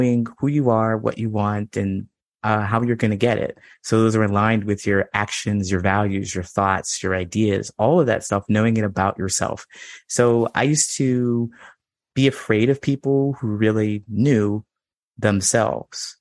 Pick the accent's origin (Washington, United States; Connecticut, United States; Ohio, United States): Ohio, United States; moved away as an adult; also born or lived in California / Chicago; I grew up in Ohio